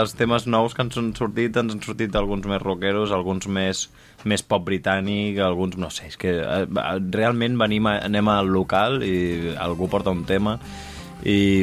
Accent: Catalonia, Spain; som catalans i som d'aquí

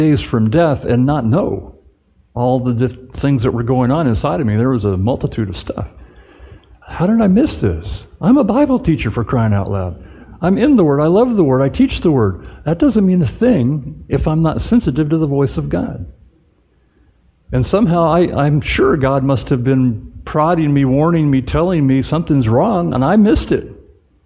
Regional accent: Southern California, United States; moved away; also born or lived in Dallas-Fort Worth; I grew up in Southern California in the 60s

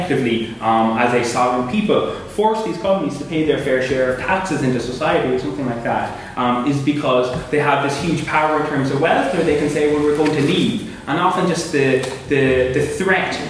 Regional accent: Cork, Munster, Ireland; moved away as an adult; now in Belfast, United Kingdom; I'm from Cork, so one of those EU migrants.

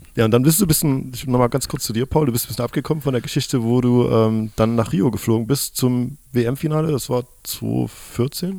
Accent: Chemnitz, Saxony, Germany; Jetzt sitze ich hier als Chemnitzer

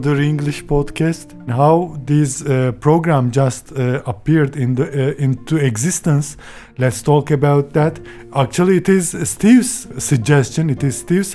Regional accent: Turkey; English is a second language; from Turkey

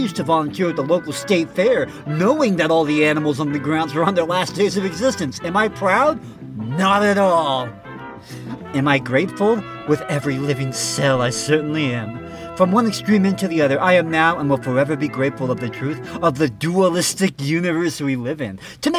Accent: Texas, United States; How I went from a Texas cowboy to a vegan yogi and found my truth. Growing up in South Texas has its benefits

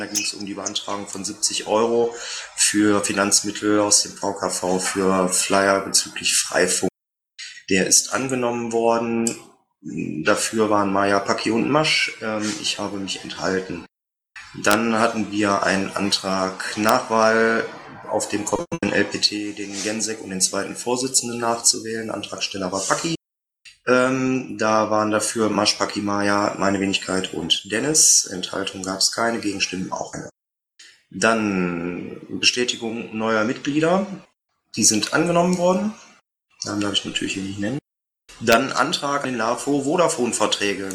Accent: Meerbusch, North Rhine-Westphalia, Germany; aus meiner Heimatstadt, aus Meerbusch

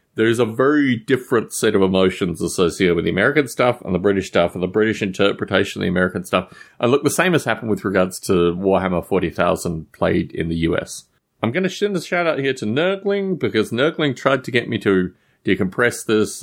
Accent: Australia; I was growing up in Australia at the time.

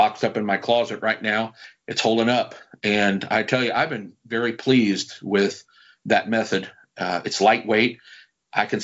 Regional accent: United States; Being an American modeler

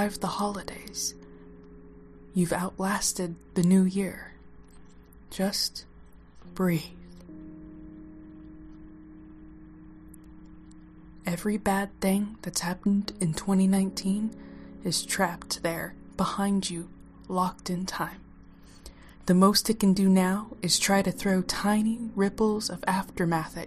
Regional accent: Oklahoma, United States; accent: southern twang; moved away as an adult; now in Washington, United States; I am from Oklahoma, so if my southern twang comes out, it's what I'm stuck

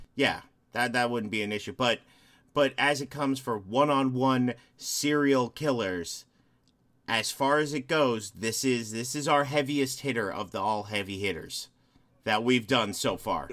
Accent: Chicago, Illinois, United States; moved away; I'm from the Chicagoland area originally

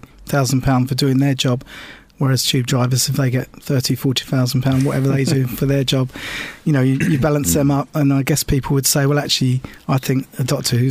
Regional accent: Epping, East of England, United Kingdom; there was a hospital in my hometown, which is Epping

